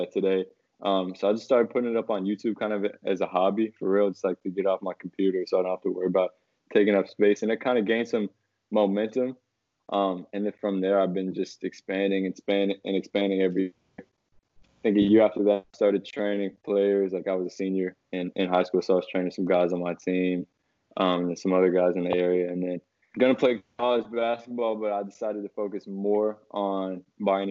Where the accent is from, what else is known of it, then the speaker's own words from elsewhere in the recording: Washington, District of Columbia, United States; I'm from Washington, D.C., so it's like a very good basketball area.